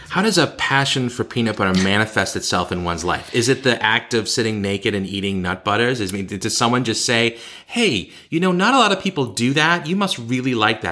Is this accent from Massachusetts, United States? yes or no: yes; Boston, Massachusetts, United States; accent: Boston; moved away as an adult; now in Beijing, China; When I go back and visit my hometown